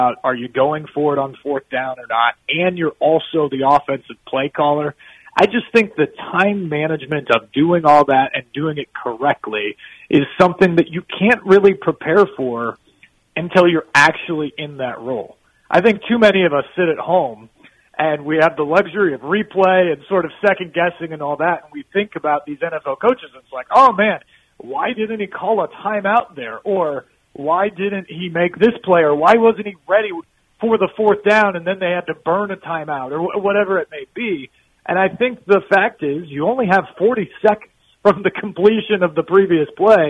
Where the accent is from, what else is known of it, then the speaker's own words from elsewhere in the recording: Champaign, Illinois, United States; moved away as an adult; now in Nashville, United States; both Brian Callahan and I were born in Champaign, Illinois, where I lived the first 22 years of my life through college